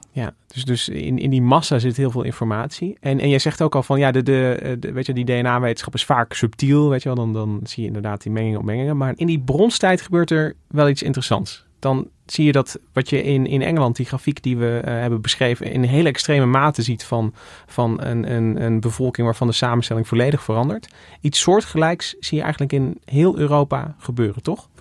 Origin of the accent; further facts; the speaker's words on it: Goirle, North Brabant, Netherlands; moved away; ik kom uit Goorle oorspronkelijk